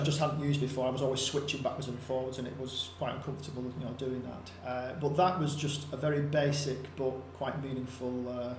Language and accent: English; Wigan, North West England, United Kingdom; I'm from Wigan, and not really known for its hilly contours